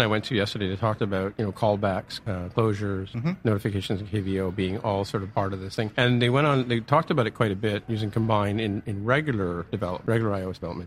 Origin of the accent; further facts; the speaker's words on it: San Francisco, California, United States; San Francisco, born and raised